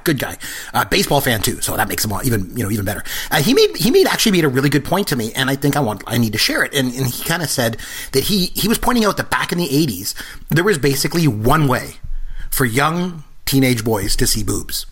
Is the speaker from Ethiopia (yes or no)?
no; Port Elgin, Ontario, Canada; I grew up in a really small town. I grew up in Port Elgin, Ontario